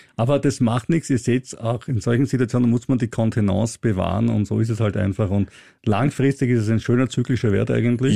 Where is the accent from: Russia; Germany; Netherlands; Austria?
Austria; ich als Österreicher